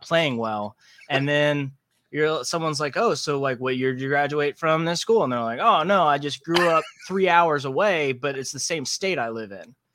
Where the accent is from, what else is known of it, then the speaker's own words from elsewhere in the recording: Savannah, Georgia, United States; I'm from Savannah, Georgia